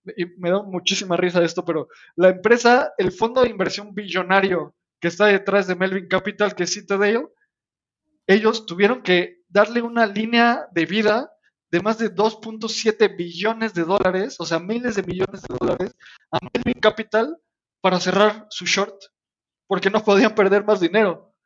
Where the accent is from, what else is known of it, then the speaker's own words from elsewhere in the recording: Mexico; nosotros somos mexicanos